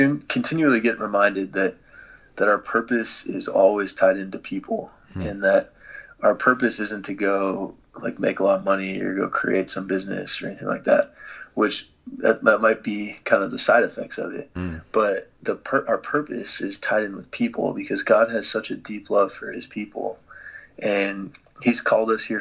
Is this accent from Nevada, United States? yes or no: no; Dallas, Texas, United States; moved away; I grew up in Dallas, Texas, kind of the Bible Belt